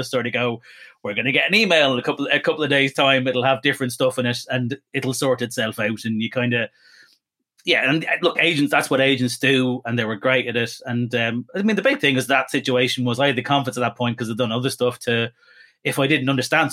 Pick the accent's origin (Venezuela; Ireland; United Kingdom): Ireland; I'm Irish Catholic